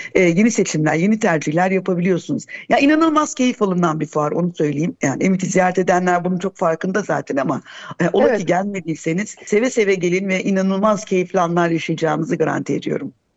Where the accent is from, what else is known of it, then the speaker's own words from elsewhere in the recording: Gaziantep, Turkey; moved away; Ben mesela Gaziantep'liyim.